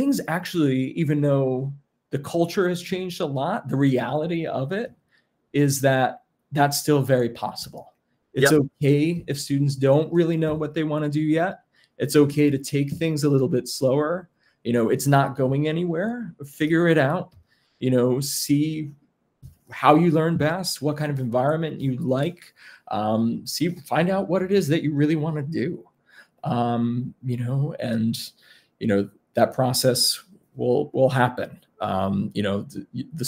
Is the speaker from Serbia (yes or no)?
no; around Bard, New York, United States; I grew up around Bard, and I already had been kind of involved in some music classes as not being a student, and I really liked the environment. And being from New York